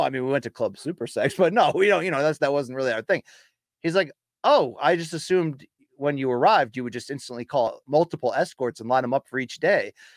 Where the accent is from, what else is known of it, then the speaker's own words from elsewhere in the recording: Naugatuck, Connecticut, United States; my hometown, Naugatuck, Connecticut